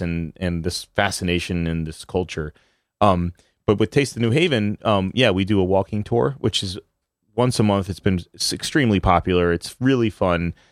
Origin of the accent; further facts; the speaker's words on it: New Haven, Connecticut, United States; growing up in New Haven